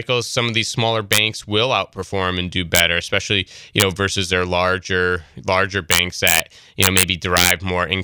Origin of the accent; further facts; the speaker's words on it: Troy, New York, United States; growing up in Troy and being familiar with it